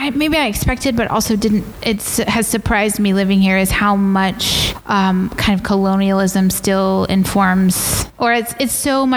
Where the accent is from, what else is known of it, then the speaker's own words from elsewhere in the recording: Texas, United States; now in Sierra Leone; But I'm a Texan.